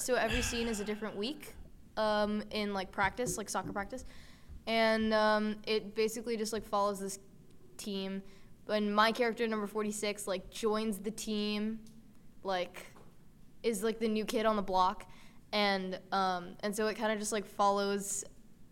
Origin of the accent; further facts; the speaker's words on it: Larchmont, New York, United States; I'm from Larchmont, New York.